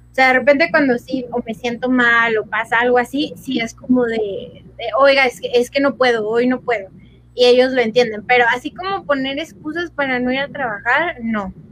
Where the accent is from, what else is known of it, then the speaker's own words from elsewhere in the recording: State of Mexico, Mexico; Yo soy del Estado de México y Guanajuato está un poquito más al norte.